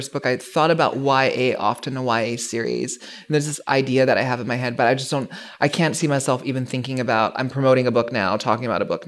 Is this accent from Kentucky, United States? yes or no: no; Hawaii, United States; moved away; growing up in Hawaii